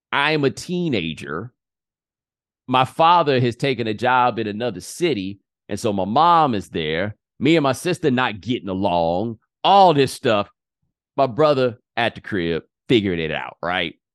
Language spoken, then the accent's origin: English; Houston, Texas, United States; moved away as an adult; also born or lived in Claremont, California; I'm from Houston, and Houston is so big